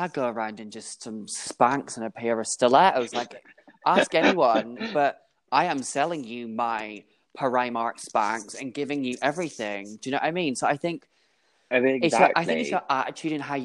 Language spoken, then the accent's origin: English; Scotland, United Kingdom; also born or lived in East London; now in London, United Kingdom; I'm a Scotsman.